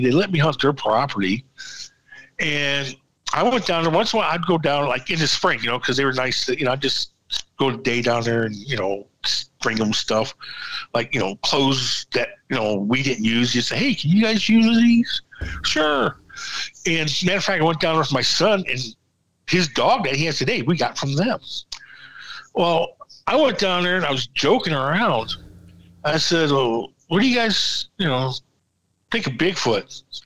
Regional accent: Michigan, United States; I'm from Michigan

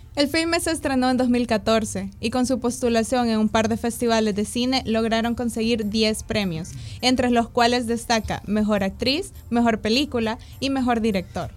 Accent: El Salvador

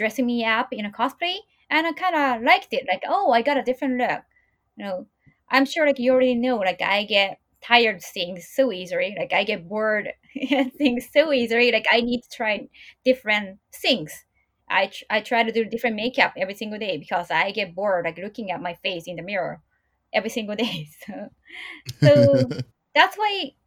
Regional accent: Japan; growing up in Japan

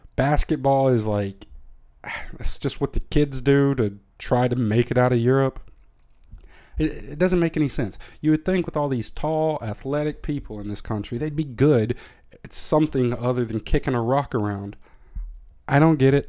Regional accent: Tennessee, United States; moved away as an adult; now in Netherlands; as a thirteen-year-old in the middle of Tennessee

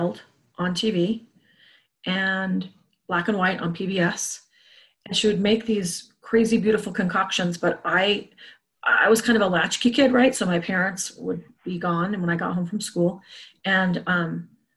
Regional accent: Salt Lake City, Utah, United States; also born or lived in Boulder, Colorado; I grew up in Salt Lake City.

